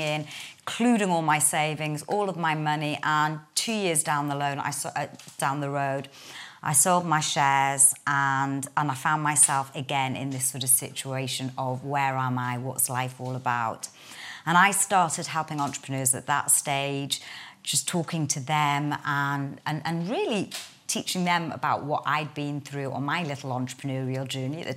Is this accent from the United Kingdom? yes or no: yes; Newcastle upon Tyne, North East England, United Kingdom; accent: Geordie; I'm a Geordie girl, born and bred northerner from Newcastle.